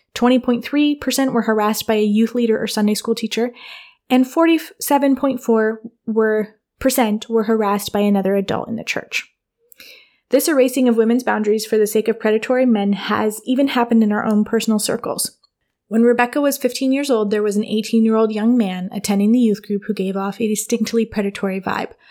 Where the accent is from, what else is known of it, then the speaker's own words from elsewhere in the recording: Michigan, United States; moved away as an adult; also born or lived in New York / Wooster, Ohio; now in Ohio, United States; my childhood was Michigan